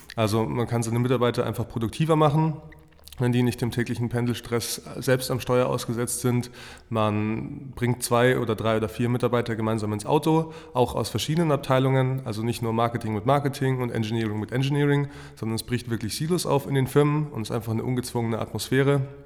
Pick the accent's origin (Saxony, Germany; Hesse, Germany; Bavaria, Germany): Bavaria, Germany; Fürstenfeldbruck; gebürtig aus München, aus Fürstenfeldbruck